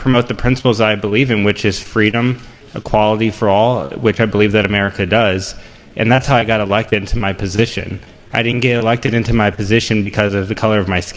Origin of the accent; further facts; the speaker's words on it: Overland, Missouri, United States; I grew up in St. Louis County